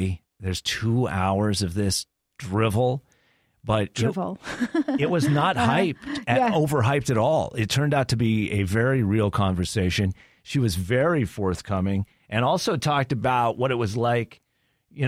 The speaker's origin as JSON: {"language": "English", "country": "United States", "said": "as an American"}